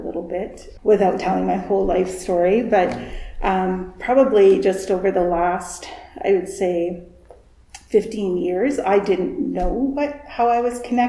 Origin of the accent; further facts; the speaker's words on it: Calgary, Alberta, Canada; born there; also born or lived in British Columbia / Saskatchewan; I was born in Calgary. We moved out to BC. We had family kind of all over the place. And then we came to Saskatchewan